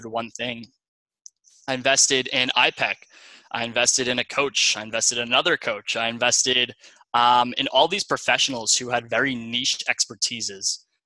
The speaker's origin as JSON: {"language": "English", "area": "Long Island", "region": "New York", "country": "United States", "tie": "born or raised there", "also_born_or_lived": "Ohio", "moved": "as an adult", "said": "I'm originally from Long Island, New York. I had the typical Long Island upbringing"}